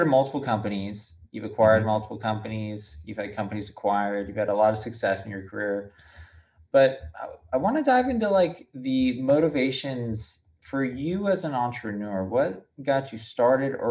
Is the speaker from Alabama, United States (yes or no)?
no; San Clemente, California, United States; also born or lived in Detroit, Michigan; I grew up in San Clemente, though, so it was a little silver lining. I was born in Detroit, terrible area